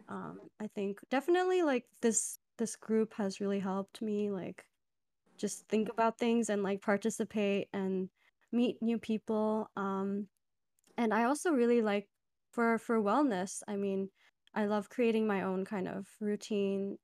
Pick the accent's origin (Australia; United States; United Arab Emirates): United Arab Emirates; Dubai; moved away; I'm originally from Dubai